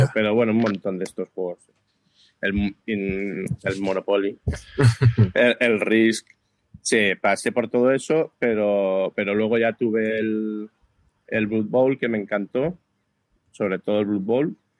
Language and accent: Spanish; Barcelona, Catalonia, Spain; now in Badajoz, Spain; Vivo en Badajoz, pero soy de Barcelona